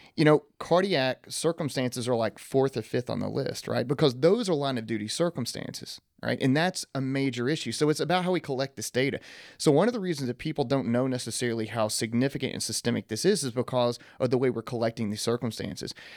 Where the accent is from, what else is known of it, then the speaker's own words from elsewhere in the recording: East Texas, United States; I'm from East Texas